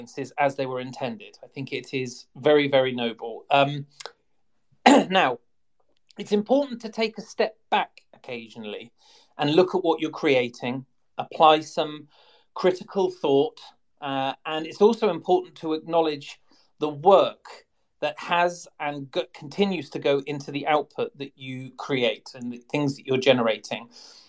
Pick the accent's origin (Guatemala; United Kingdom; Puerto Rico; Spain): United Kingdom; England; accent: English; I am English